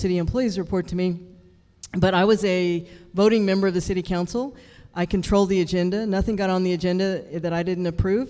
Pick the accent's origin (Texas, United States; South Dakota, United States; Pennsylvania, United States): Texas, United States; Houston; born or raised there